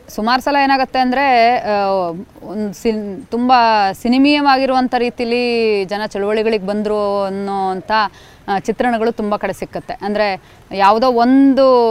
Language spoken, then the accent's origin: Kannada; Koppa, Karnataka, India; ನಾನು ಹುಟ್ಟು ಬೆಳೆದಿದ್ದು ಚಿಕ್ಕಮಗಳೂರು ಜಿಲ್ಲೆಯಲ್ಲಿ ಚಿಕ್ಕಮಗಳೂರು ಜಿಲ್ಲೆ ಕೊಪ್ಪ